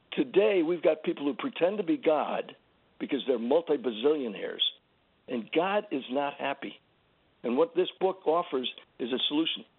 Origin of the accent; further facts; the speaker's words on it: San Antonio, Texas, United States; I, I was born in San Antonio, which is the biggest city close enough to Uvalde